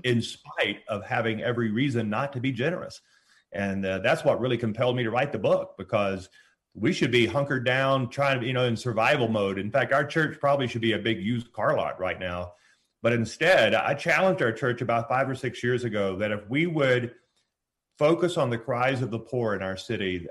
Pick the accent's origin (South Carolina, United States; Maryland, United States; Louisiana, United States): Louisiana, United States; moved away; we both were born and raised in Louisiana